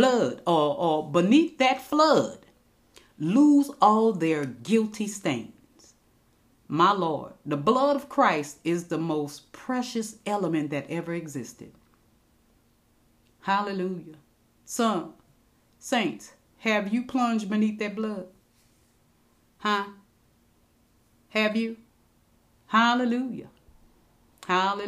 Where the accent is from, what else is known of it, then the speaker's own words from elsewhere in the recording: United States; We born and raised in America. We are Americans